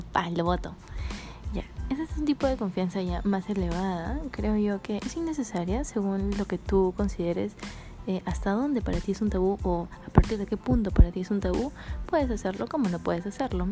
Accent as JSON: {"language": "Spanish", "region": "Lima", "country": "Peru", "said": "soy de Lima y yo me he dado cuenta de que las personas de Lima somos más liberales"}